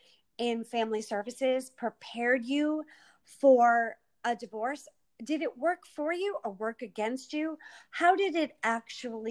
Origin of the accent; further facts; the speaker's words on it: Massachusetts, United States; I'm from Mass